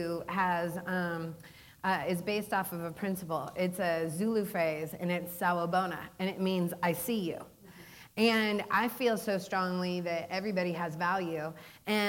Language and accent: English; Seattle, Washington, United States; moved away; I growing up in Seattle was so jealous